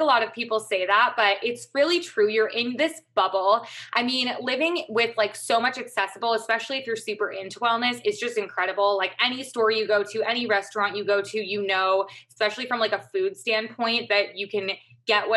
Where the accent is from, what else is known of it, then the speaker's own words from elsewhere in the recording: Madison, Wisconsin, United States; moved away as an adult; also born or lived in Chicago / Los Angeles; now in New York City, United States; I grew up in Wisconsin, grew up in Madison